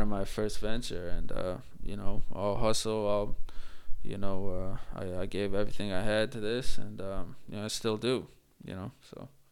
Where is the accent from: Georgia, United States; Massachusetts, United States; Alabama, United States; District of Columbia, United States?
Massachusetts, United States; Worcester; I grew up in the Worcester area